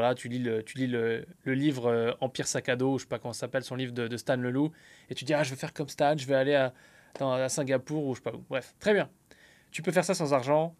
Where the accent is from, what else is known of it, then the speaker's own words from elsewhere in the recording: France; now in United States; je vis aux États-Unis mais je suis français